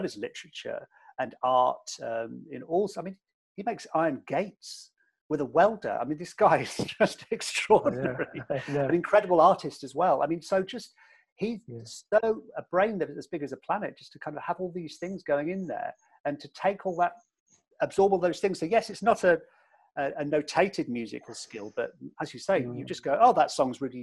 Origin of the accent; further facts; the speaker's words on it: United Kingdom; me being from the UK